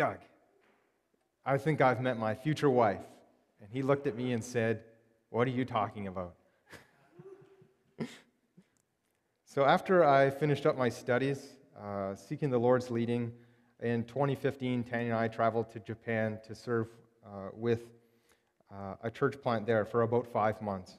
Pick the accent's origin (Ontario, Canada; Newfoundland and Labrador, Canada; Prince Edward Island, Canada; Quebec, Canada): Ontario, Canada; Timmins; moved away as an adult; also born or lived in Victoria, British Columbia; now in Burnaby, Canada; I was born and raised in Timmins, Ontario, which is about 8 hours' drive north of Toronto